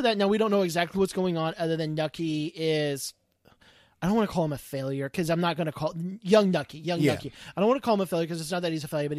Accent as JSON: {"language": "English", "country": "United States", "said": "me as an American"}